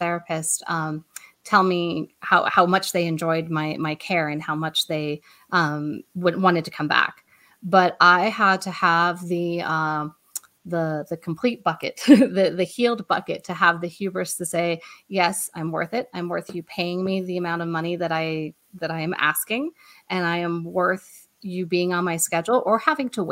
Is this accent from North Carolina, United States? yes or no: no; Colorado, United States; moved away as an adult; also born or lived in Boston; We're both from Colorado, but we went to Boston so he could go to BU